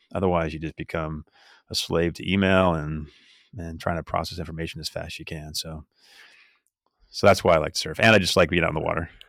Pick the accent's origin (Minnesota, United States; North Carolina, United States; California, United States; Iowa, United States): California, United States; I grew up in California